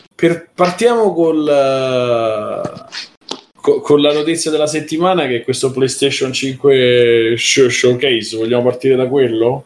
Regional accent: Rome, Lazio, Italy; siamo di Roma

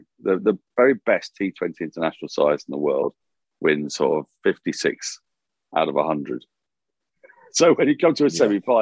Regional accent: England, United Kingdom; I say this as an Englishman

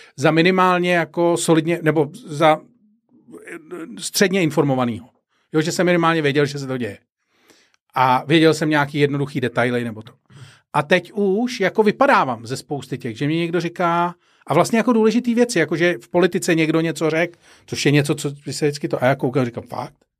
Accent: Prague, Czechia; jedna z mých vzpomínek z dětství když jsme bydleli na Barandově, jezdili jsme na Smíchov.

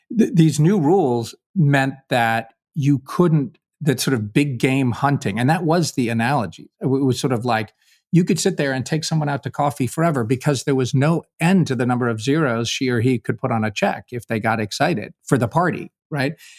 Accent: Kentucky, United States; I'm a volunteer from Kentucky

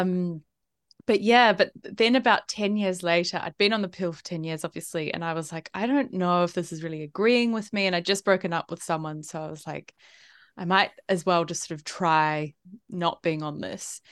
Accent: New Zealand; also born or lived in Italy / United Kingdom / Melbourne, Australia; now in Sydney, Australia; I'm from New Zealand originally. I grew up there

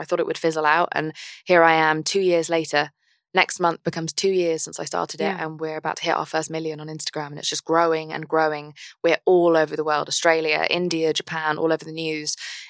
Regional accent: England, United Kingdom; I'm English.

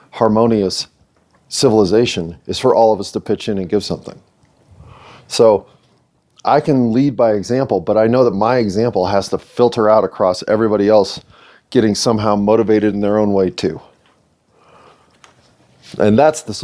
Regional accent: United States; I'm American

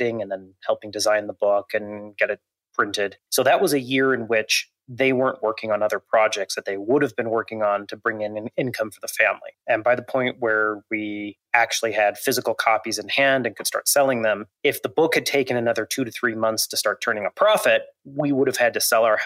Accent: Montana, United States; I grew up in Montana, still live there, in fact, not too far from my childhood home.

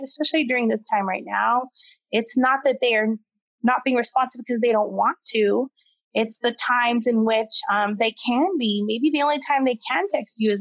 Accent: United States; first language English; I am American born. I am native English speaker.

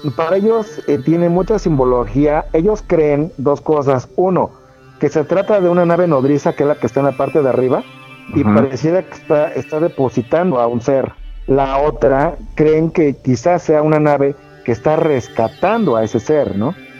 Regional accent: Mexico City, Mexico; soy de la Ciudad de México

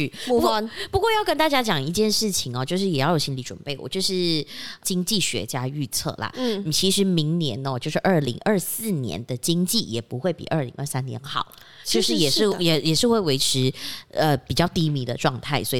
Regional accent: Penang, Malaysia; OK，对不起大家，我们的福建话真的不是很好啊，就算我是槟城人

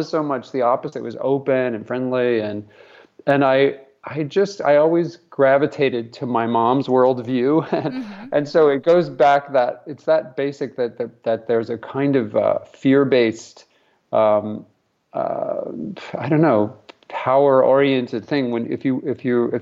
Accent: Albuquerque, New Mexico, United States; we grew up in Albuquerque, New Mexico, sort of a conservative place.

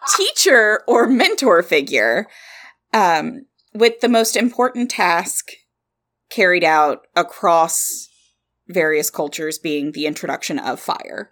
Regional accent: Kentucky, United States; accent: southern; we're from Kentucky.

